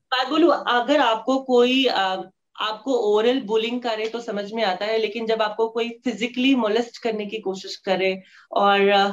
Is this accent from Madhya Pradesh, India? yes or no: no; Katihar, Bihar, India; moved away; कटिहार की एक सिख फैमिली से मैं बिलोंग करती हूँ uh, मैं एक uh, सरदार फैमिली में uh, जन्मी